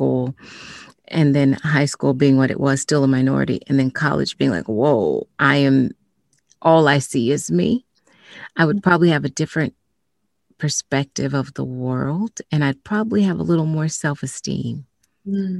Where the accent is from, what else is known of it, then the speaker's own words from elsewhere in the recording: the South, United States; I grew up in the South, and I grew up in a predominantly white neighborhood and school system.